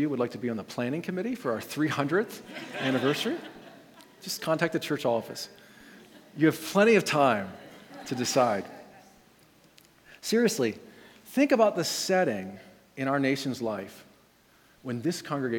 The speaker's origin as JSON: {"language": "English", "town": "Red Lion", "region": "Pennsylvania", "country": "United States", "said": "I'm from Red Lion"}